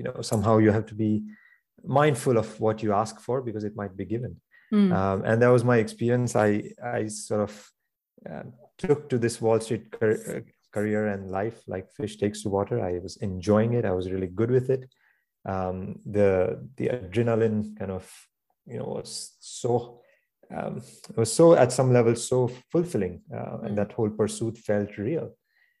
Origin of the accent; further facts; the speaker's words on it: New York City, New York, United States; I hear this loud noise, and how we are as a New Yorker going my way to work.